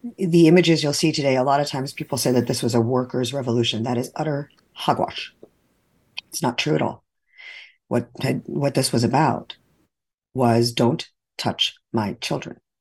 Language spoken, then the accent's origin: English; New York, United States; moved away as an adult; now in Florida, United States; To be Jewish from New York living in Florida